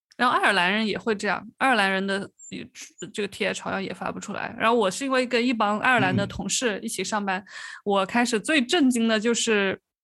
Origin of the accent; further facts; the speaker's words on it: Hunan, China; moved away; 我小时候我是湖南嘛，我们那边的是口音都特别地重